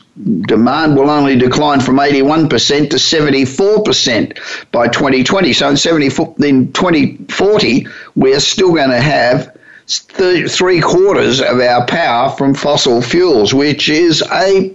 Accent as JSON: {"language": "English", "country": "Australia", "also_born_or_lived": "United States", "moved": "as an adult", "lives_now": "Hollywood, United States", "said": "I've been living in the United States for nearly 35 years, but I'm originally Australian"}